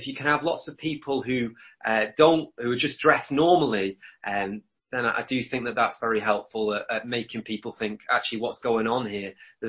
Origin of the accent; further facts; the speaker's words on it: United Kingdom; I was born in the UK.